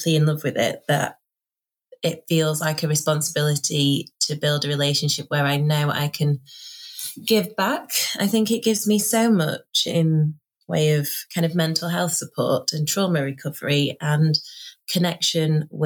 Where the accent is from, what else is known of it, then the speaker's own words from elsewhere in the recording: Doncaster, Yorkshire and the Humber, United Kingdom; accent: northern; now in Sheffield, United Kingdom; I am born and raised in Doncaster, which is a really working class ex-industrial town in South Yorkshire